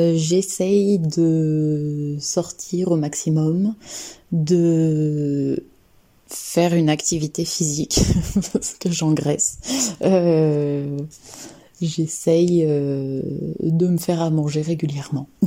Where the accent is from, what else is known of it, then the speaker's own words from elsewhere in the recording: Lyon, Auvergne-Rhône-Alpes, France; also born or lived in Annecy; now in Saint-Étienne, France; je suis née à Annecy, j'ai grandi un peu plus à Lyon et maintenant j'habite à Saint-Étienne